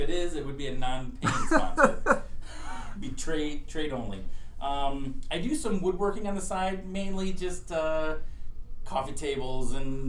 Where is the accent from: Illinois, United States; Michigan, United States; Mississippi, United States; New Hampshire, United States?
Illinois, United States; born or raised there; also born or lived in Rochester, Minnesota / Atlantic City, New Jersey